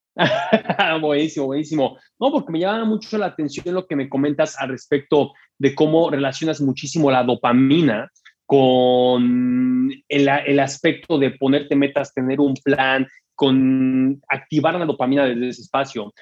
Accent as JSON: {"language": "Spanish", "country": "Mexico", "said": "a mí como mexicano"}